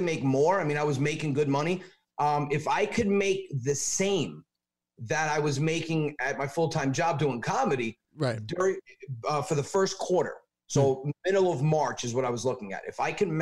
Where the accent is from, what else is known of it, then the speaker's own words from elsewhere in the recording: Westchester, New York, United States; moved away as an adult; now in Long Island, United States; I'm from Westchester